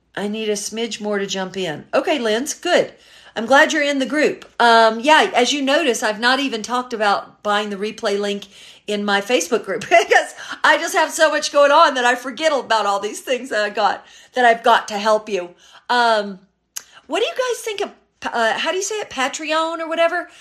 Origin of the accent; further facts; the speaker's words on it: Memphis, Tennessee, United States; now in Los Angeles, United States; originally I'm from Memphis, Tennessee. Uh, all my family is still there, but I've been living in Los Angeles since nineteen eighty-nine